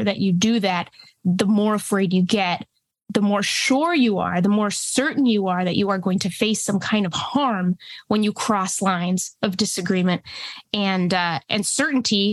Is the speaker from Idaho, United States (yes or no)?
no; New Hampshire, United States; English is a second language; also born or lived in Mexico / Texas; I immigrated from Mexico with my parents and my brother when I was about 5. We moved to Texas and then went up to New England. So yeah, grew up in a small town in New Hampshire